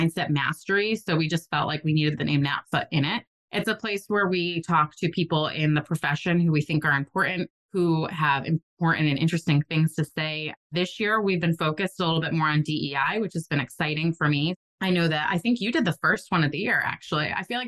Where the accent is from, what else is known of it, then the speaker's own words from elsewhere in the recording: New England, United States; I'm from New England and that's how we are there